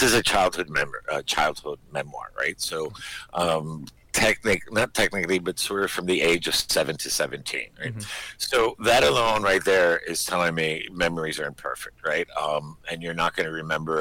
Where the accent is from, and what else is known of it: Miami, Florida, United States; born or raised there; also born or lived in Madrid, Spain / New York, United States / Maine, United States